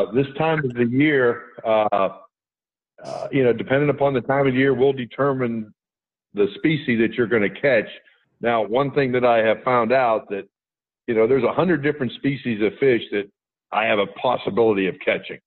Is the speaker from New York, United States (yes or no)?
no; Indiana, Pennsylvania, United States; moved away; I grew up in Western Pennsylvania